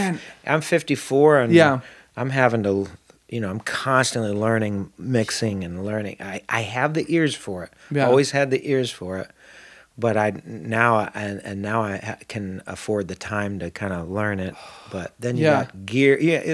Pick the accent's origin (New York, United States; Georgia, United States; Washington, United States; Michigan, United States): New York, United States; Syracuse; Upstate New York. Syracuse. Okay, Syracuse. Yep.